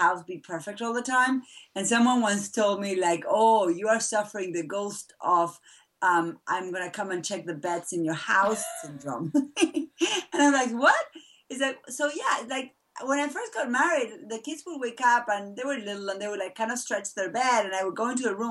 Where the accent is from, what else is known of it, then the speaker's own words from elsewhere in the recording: Buenos Aires, Argentina; now in Massachusetts, United States; I was born and raised in Argentina